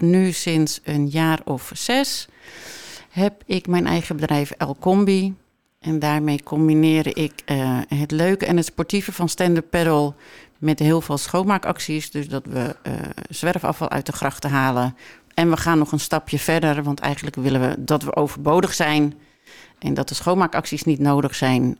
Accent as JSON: {"language": "Dutch", "country": "Netherlands", "tie": "born or raised there", "also_born_or_lived": "Mexico", "said": "ik ben opgegroeid op Camping Molengroet"}